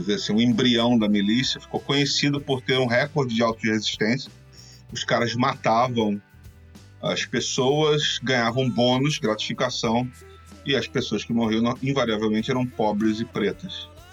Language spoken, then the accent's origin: Portuguese; Rio de Janeiro, Brazil; eu cresci nos anos 90 no Rio de Janeiro sendo negro e sendo suburbano